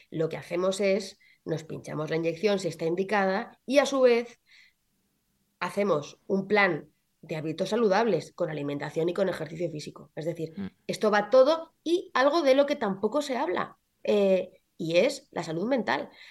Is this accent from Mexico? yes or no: no; Castilla-La Mancha, Spain; Yo, como soy manchega, pues muy, muy de los productos de mi tierra.